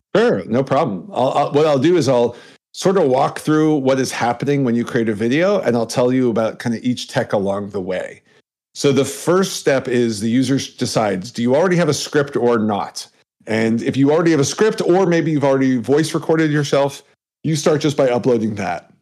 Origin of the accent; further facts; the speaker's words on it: Canada; I'm Canadian